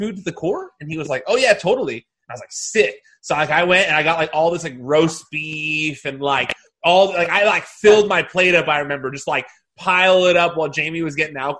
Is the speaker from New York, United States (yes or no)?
no; the Valley, California, United States; I'm from the Valley, too